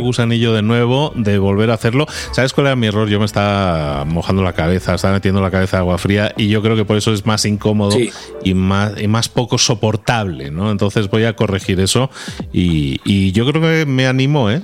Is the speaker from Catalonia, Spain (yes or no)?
yes; Barcelona, Catalonia, Spain; moved away; tú y yo, como somos de Barcelona, hemos pasado muchos años de nuestra vida en Barcelona